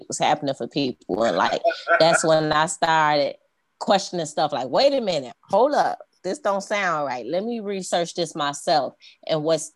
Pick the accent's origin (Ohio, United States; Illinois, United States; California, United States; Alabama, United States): Illinois, United States; Chicago; I grew up on the west side of Chicago